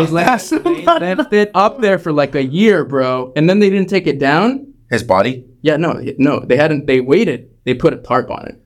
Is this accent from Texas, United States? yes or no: yes; Texas, United States; also born or lived in New Orleans, Louisiana; I moved back to my home state of Texas